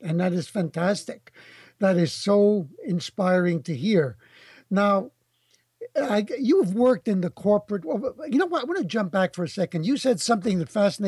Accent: New York City, New York, United States; I grew up in the Bronx, and I was surrounded

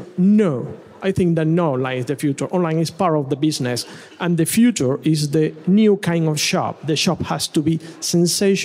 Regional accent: Venezuela; English is a second language; moved away as an adult; also born or lived in Bournemouth; now in United Kingdom; I'm coming from Venezuela

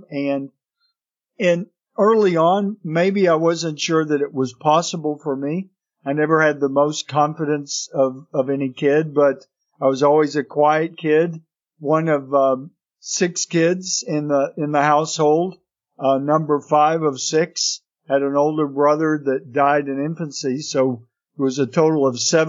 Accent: Atlanta, Texas, United States; also born or lived in Fredericksburg, Texas; I grew up in Atlanta, Texas, went to public schools all my life there

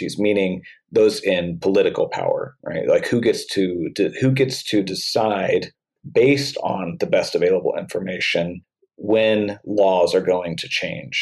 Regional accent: Oklahoma, United States; now in St. Louis, United States; in my home state where I'm from, I live in St. Louis now, but I grew up in Oklahoma and still have a lot of family there.

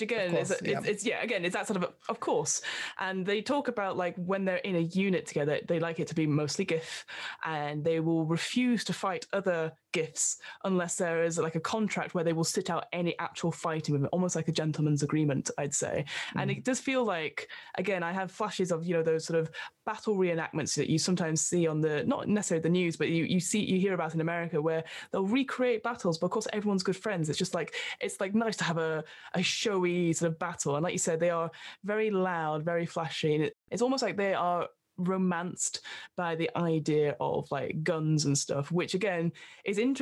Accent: United Kingdom; we are British

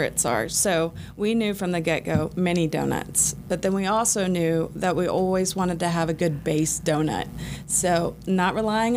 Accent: Dallas, Texas, United States; now in Atlanta, United States; growing up in Dallas, Texas

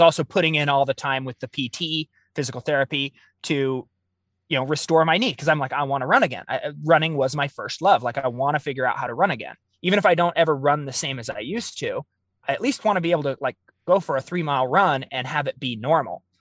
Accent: Oregon, United States; I grew up in the Pacific Northwest. I'm, I'm Oregon born and raised.

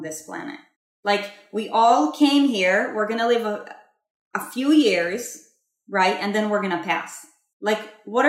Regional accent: Israel; I was born and raised in Israel

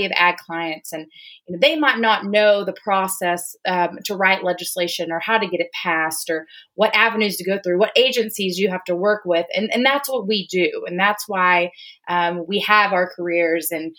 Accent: Gilmer, Texas, United States; moved away as an adult; now in Austin, United States; I'm originally from Gilmer, Texas. It's in East Texas, small town, about 4,500 people, home of the East Texas Yamboree

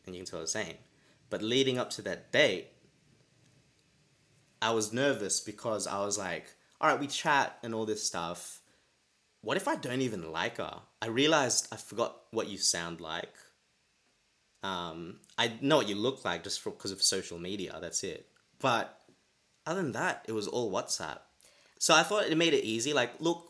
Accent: Australia; moved away as an adult; now in London, United Kingdom; I'm Australian, and now I'm living in London

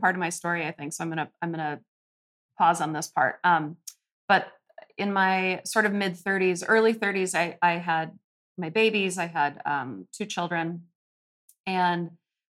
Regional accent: Minneapolis, Minnesota, United States; also born or lived in Colorado / Montana / California; I grew up here in Minneapolis

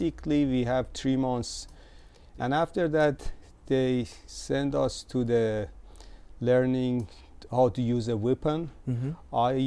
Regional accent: Tehran, Tehran Province, Iran; moved away as an adult; I was born in Tehran

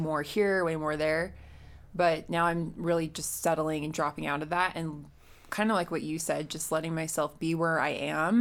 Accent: Utah, United States; I grew up here in Utah.

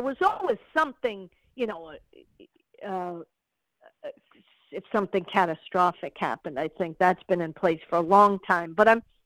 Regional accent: New England, United States; I'm from New England

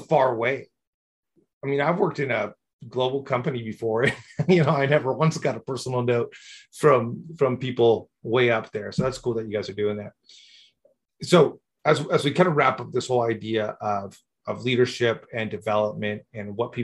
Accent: Mexico; I grew up in Mexico

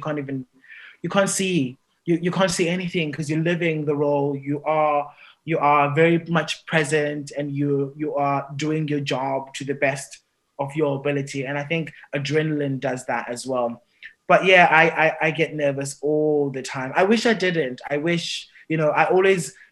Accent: South Africa; moved away; also born or lived in England; I'm from the Xhosa clan in South Africa

